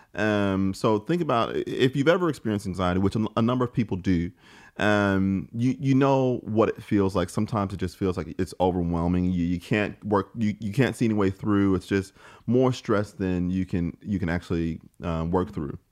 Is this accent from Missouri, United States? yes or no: yes; St. Louis, Missouri, United States; moved away as an adult; now in Australia; I'm from St. Louis, Missouri, uh, in the, the United States